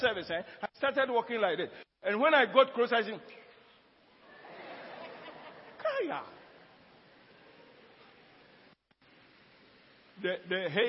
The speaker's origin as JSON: {"language": "English", "country": "Ghana", "tie": "born or raised there", "said": "in Ghana here, not Nigeria, my hometown, in Ghana here"}